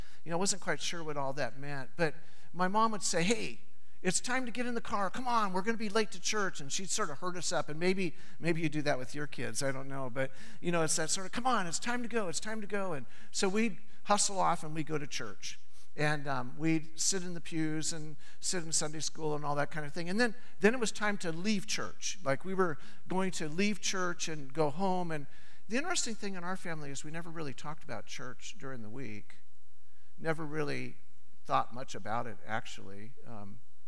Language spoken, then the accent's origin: English; Southern California, United States; I grew up in Southern California